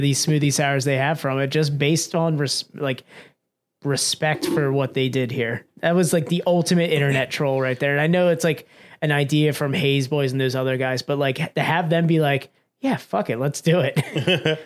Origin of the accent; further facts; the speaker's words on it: Pennsylvania, United States; we're from Pennsylvania